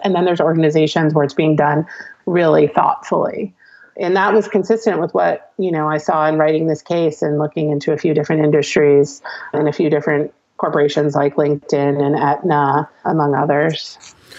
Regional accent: New Jersey, United States; I'm a Jersey girl.

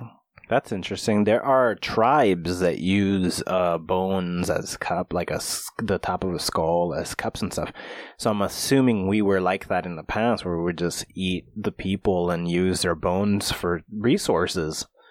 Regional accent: United States; I'm American

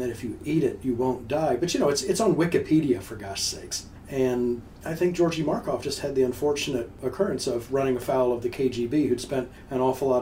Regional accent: Mississippi, United States; I'm from Mississippi

